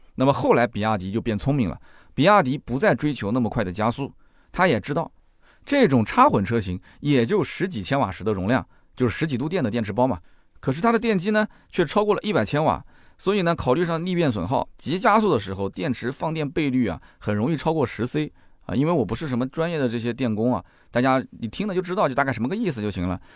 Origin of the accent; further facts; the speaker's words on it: China; 我们中国人太了解了